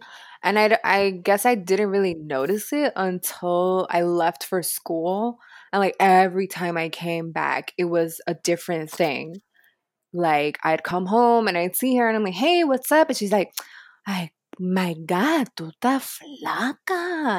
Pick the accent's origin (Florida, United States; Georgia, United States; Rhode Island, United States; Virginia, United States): Florida, United States; Miami; Oh, well, excuse me, miss. I'm from Miami and I have a pool.